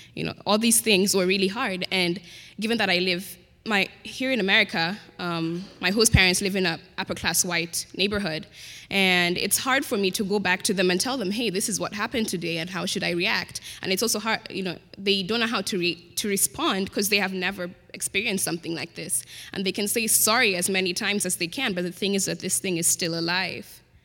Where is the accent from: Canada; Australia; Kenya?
Kenya; accent: Queen's English; moved away as an adult; I'm an international student from Kenya